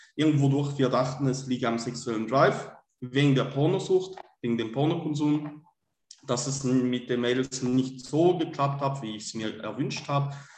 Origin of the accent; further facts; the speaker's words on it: Switzerland; komme aus der Schweiz, bin gebürtiger Schweizer